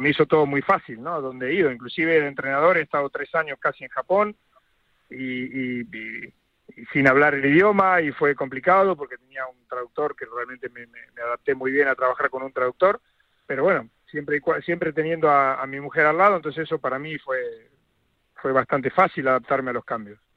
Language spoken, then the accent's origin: Spanish; Argentina; now in Madrid, Spain; como argentino